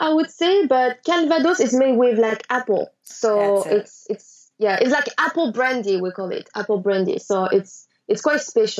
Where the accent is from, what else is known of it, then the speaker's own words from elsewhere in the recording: near Lyon, Auvergne-Rhône-Alpes, France; English is a second language; I grew up near Lyon. So south of France.